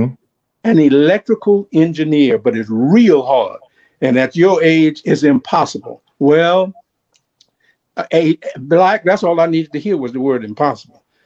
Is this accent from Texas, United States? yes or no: no; Baton Rouge, Louisiana, United States; now in Jackson, United States; I'm from Baton Rouge, Louisiana.